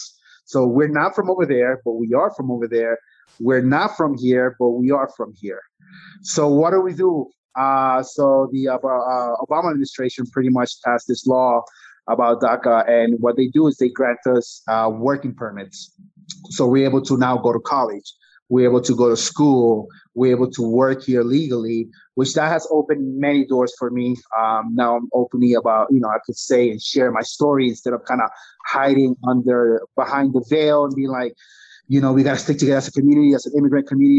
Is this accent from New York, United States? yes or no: yes; New York, United States; also born or lived in Costa Rica; I grew up in New York. I'm an immigrant